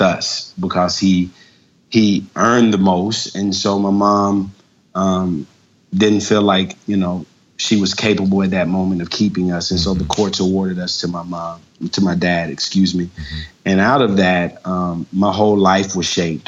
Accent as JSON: {"language": "English", "town": "Jackson", "region": "Mississippi", "country": "United States", "moved": "yes", "lives_now": "Lawrenceville, United States", "said": "I'm originally from Jackson, Mississippi"}